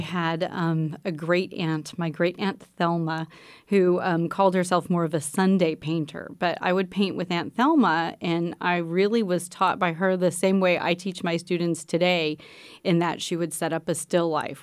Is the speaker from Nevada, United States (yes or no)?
no; Pennsylvania, United States; moved away; also born or lived in Texas; I grew up in Pennsylvania and I was in a rural area in Pennsylvania